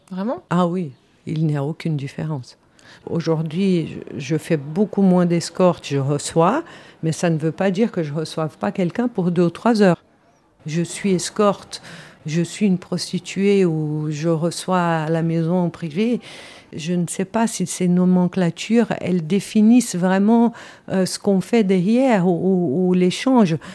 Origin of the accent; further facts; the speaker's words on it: Switzerland; Je suis suissesse, je, personne ne m'a obligé, je parle six langues